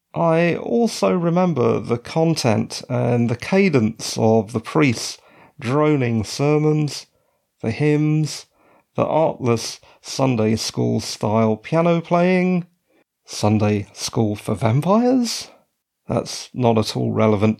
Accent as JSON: {"language": "English", "region": "British Columbia", "country": "Canada", "moved": "yes", "said": "As a Canadian citizen and ex resident of British Columbia"}